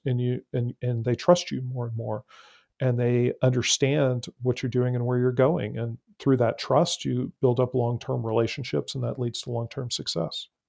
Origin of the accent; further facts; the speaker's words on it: San Antonio, Texas, United States; I grew up in San Antonio, Texas